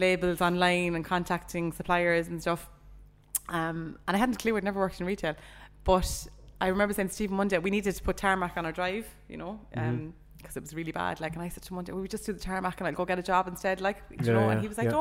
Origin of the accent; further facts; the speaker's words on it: Cork, Munster, Ireland; moved away as an adult; also born or lived in Ballyhea, near Charleville; now in Charleville, Ireland; I'm from Cork City